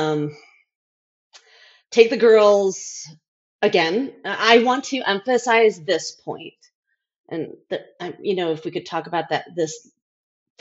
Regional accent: United States; also born or lived in India; I'm white American

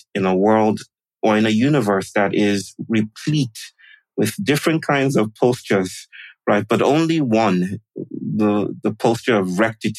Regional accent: Nigeria; moved away as an adult; now in Chennai, India; I'm born to my wonderful mother and father from the Yoruba people in Nigeria. So I'm actually Nigerian.

